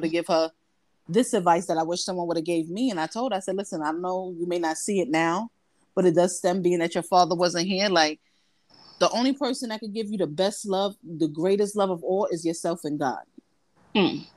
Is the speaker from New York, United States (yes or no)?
yes; Brooklyn, New York, United States; moved away as an adult; now in New Jersey, United States; I'm from Brooklyn, BK, but I currently live in Jersey